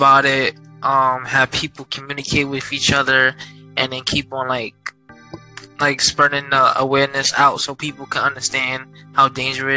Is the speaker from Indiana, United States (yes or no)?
no; New York, United States; I'm from New York.